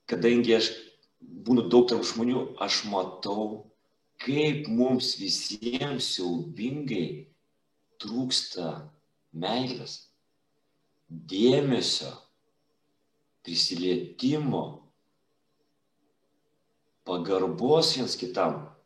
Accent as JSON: {"language": "Lithuanian", "town": "Klaipėda", "region": "Klaipėda County", "country": "Lithuania", "lives_now": "Palanga, Lithuania", "said": "esu klaipėdiškis"}